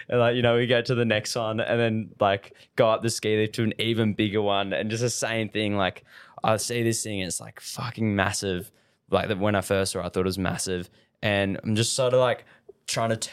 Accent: Margaret River, Western Australia, Australia; I was born in Murray River and grew up here my whole life

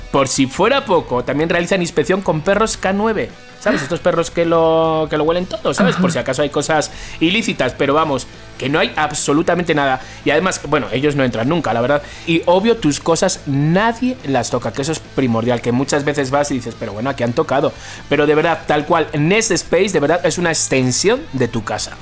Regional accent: Spain; accent: Spanish; moved away; soy español. O sea, quiero decir, no me di cuenta que mi acento es diferente al vuestro

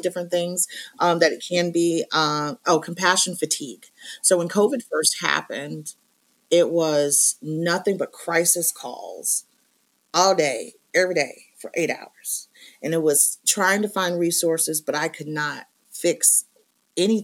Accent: Maine, United States; I'm from Maine.

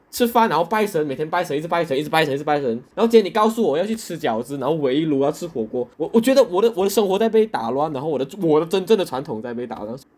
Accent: Malaysia; 作为一个土生土长的马来西亚华人，吃饺子是一件非常陌生的事情。我可能在我十多岁才第一次吃饺子，然后告诉我说这是我的传统。对我来说，新年就是要吃饭

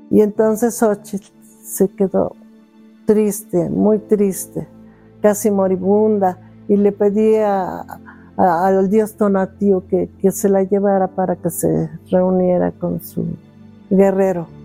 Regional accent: State of Mexico, Mexico; Yo nací aquí en el Estado de México.

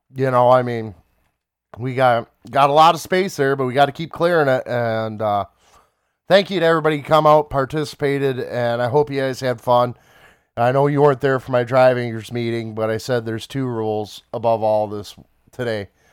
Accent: Smiths Creek, Michigan, United States; living and growing up in Swiss Creek.

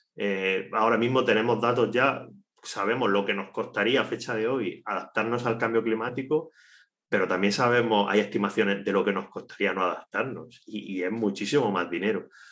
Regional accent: Cartagena, Region of Murcia, Spain; Nosotros, nosotros dos somos, somos de Cartagena somos del mismo barrio, eh, estudiamos en el mismo instituto de educación secundaria

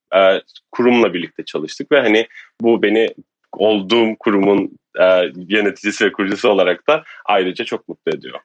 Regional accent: Turkey; bir Türk olarak

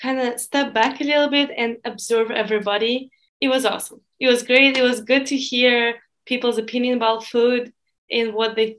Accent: Russia; English is a second language; moved away as an adult; now in United States; I do have a little Russian community and a Russian circle

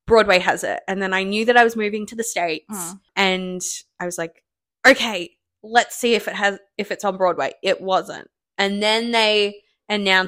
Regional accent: Australia; moved away; I'm from Australia.

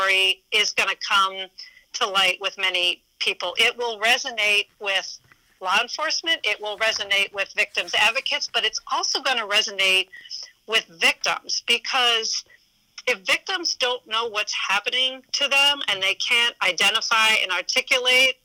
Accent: Poland, Ohio, United States; my hometown, Poland, Ohio

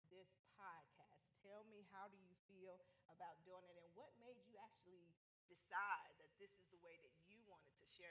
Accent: the North, United States; I'm from the North

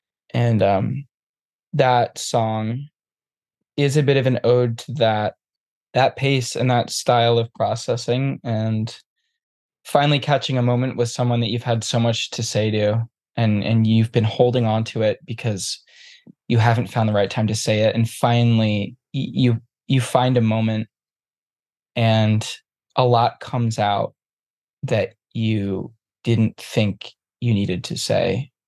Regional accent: New England, United States; Which I grew up in New England, in a small town

